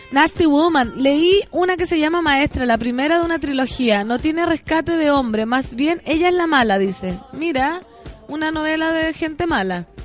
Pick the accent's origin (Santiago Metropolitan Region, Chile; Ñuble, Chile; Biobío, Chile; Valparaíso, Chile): Valparaíso, Chile; San Felipe; somos como 30 de San Felipe